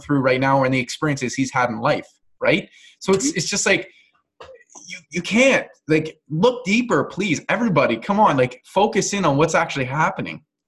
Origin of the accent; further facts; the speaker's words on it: Canada; I'm not American, but and I'm fully Canadian